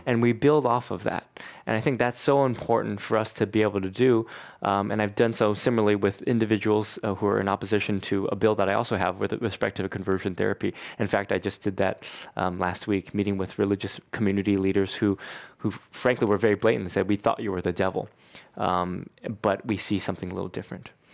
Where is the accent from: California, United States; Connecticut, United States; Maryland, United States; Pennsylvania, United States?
California, United States; Bay Area; growing up in the Bay Area